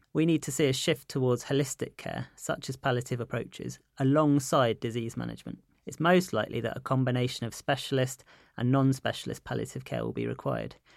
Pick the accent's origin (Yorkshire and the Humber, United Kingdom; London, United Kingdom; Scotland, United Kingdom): London, United Kingdom; I'm a Londoner